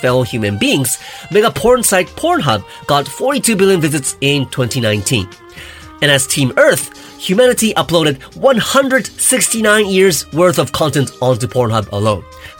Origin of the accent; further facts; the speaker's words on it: Japan; as a Japanese citizen, born and raised in Japan